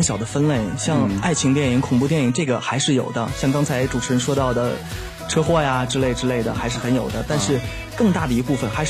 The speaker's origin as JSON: {"language": "Chinese", "region": "Tianjin", "country": "China", "said": "因为我是天津人嘛，"}